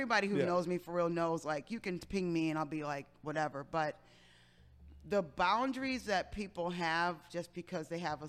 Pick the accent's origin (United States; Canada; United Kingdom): United States; Detroit, Michigan; I'm originally from Detroit, Michigan